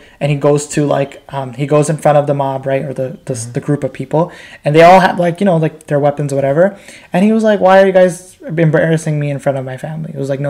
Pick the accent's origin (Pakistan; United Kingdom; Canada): Pakistan; I'm like, no, I'm Pakistani, just speak Bangla.